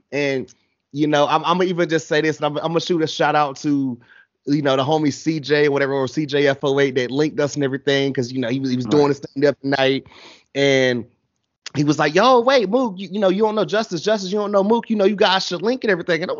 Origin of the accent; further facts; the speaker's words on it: Atlanta, Georgia, United States; I'm from Atlanta